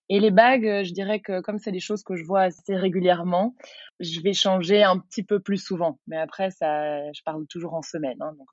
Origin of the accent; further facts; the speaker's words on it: Brussels, Belgium; j'ai 31 ans, je suis bruxelloise, je suis professeure de yoga